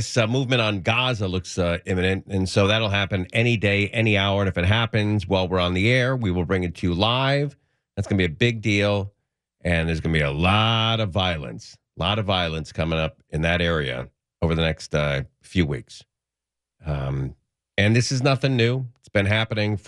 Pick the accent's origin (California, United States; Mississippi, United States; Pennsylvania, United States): California, United States; Los Angeles; I grew up in the San Fernando Valley.